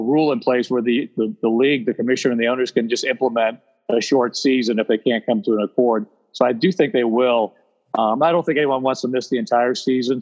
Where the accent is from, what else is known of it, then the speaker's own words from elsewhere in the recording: Ohio, United States; moved away as an adult; now in Charlotte, United States; I grew up in Ohio